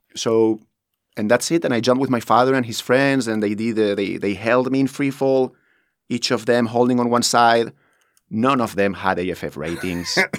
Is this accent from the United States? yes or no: no; Spain; moved away as an adult; now in Dubai, United Arab Emirates; I'm from Spain